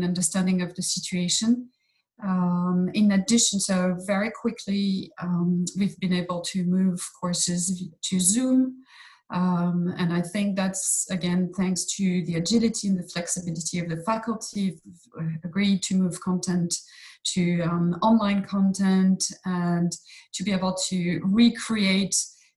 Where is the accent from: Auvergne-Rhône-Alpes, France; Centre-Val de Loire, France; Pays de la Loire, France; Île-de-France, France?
Île-de-France, France; Fontainebleau; moved away as an adult; also born or lived in Boston / Brazil; I was born here in Fontainebleau. And studied and as in college and high school in the region